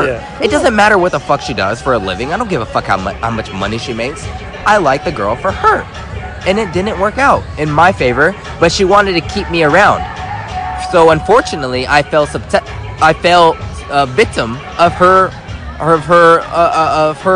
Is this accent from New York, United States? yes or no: no; San Diego, California, United States; from San Diego, California.